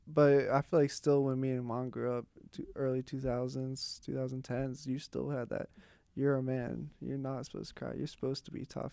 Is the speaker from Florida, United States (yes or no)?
no; Pittsburgh, Pennsylvania, United States; I grew up in Pittsburgh